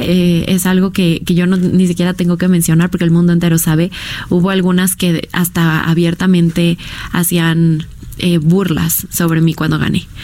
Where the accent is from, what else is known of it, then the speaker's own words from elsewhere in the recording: Mexico; nuestra selección mexicana